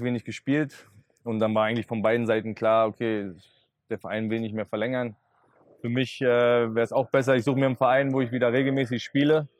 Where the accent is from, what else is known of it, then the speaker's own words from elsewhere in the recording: Berlin, Germany; weiter bei meinen Eltern noch wohnen, ähm, war in meiner Heimatstadt